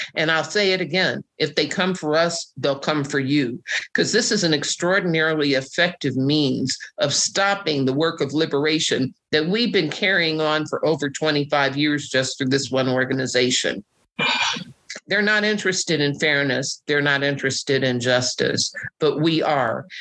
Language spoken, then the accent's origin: English; Oklahoma City, Oklahoma, United States; my hometown of Oklahoma City